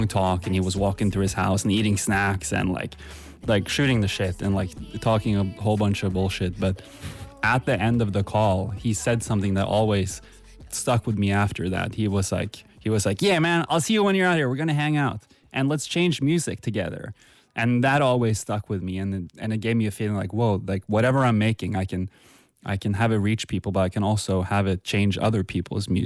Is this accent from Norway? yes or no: yes; Halden, Østfold, Norway; I lived in this tiny town called Halden, and it has like 30,000 people in it